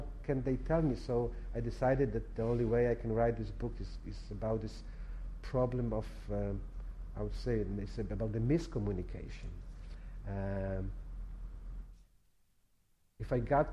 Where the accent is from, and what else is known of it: Poland; English is a second language